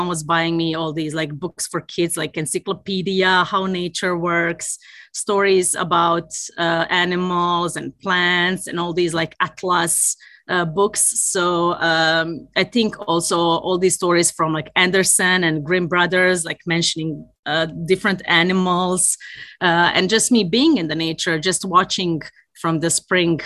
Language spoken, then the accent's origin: English; Tuzla, Federation of Bosnia and Herzegovina, Bosnia & Herzegovina; born or raised there; moved away as an adult; also born or lived in Olomouc, Czech Republic; now in Sweden